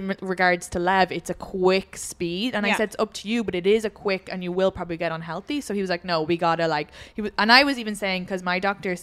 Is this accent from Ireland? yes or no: yes; Ireland; now in United States; I'm the Irish girl.